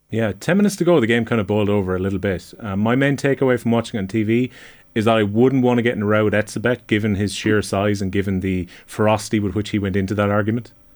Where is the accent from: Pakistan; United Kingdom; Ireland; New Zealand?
Ireland; as an Irishman